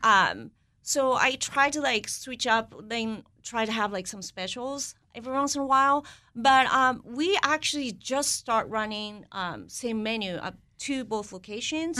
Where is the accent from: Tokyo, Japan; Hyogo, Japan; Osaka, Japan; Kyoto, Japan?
Hyogo, Japan; Kobe; moved away as an adult; now in Washington, D.C., United States; I grew up in Kobe, Japan.